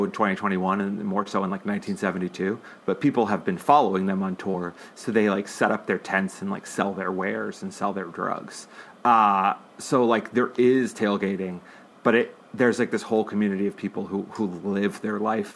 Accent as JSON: {"language": "English", "region": "Massachusetts", "country": "United States", "tie": "born or raised there", "moved": "as an adult", "lives_now": "California, United States", "said": "I'm from Massachusetts, and it's like, it's an obnoxious sports town"}